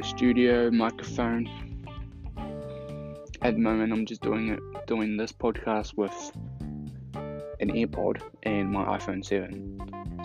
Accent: New Zealand; I'm from New Zealand, and this is a nice country to live

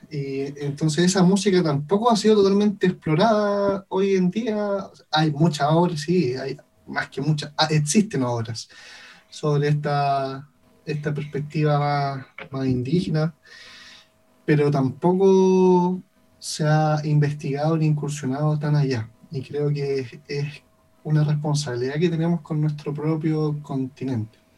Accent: Chile; la música de cámara desde nuestra perspectiva como chileno, como personas de, de, este territorio, más allá de como chileno en sí, sino que personas que viven en esta zona geográfica

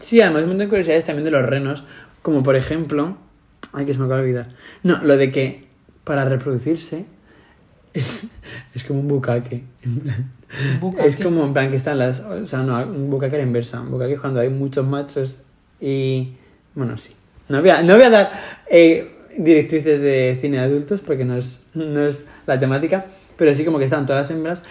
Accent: Madrid, Community of Madrid, Spain; accent: Madrid; somos de España

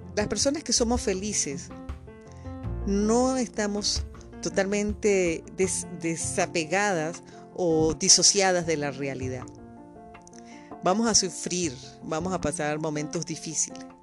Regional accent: Venezuela; moved away as an adult; yo salgo escapando de Venezuela por los mismos motivos, porque yo fui objeto de también muchos robos allá

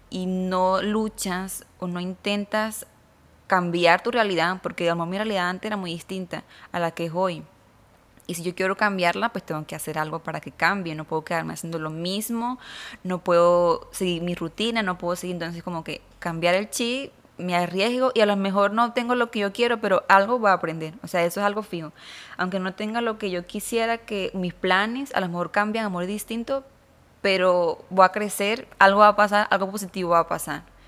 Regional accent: Venezuela; now in Monterrey, Mexico; yo soy de Caracas, bueno, no de la, cerca de la capital de Caracas, de Venezuela

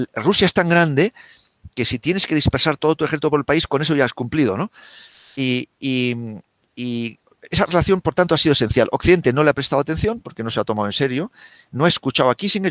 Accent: Spain; yo como español

